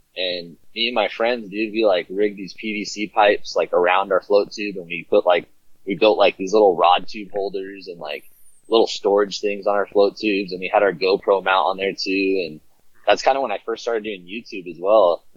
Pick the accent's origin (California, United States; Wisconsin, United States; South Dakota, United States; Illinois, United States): California, United States; Southern; I was born and raised in Southern California